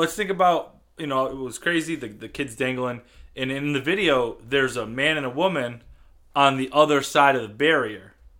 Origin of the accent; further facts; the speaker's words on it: United States; We're fucking American.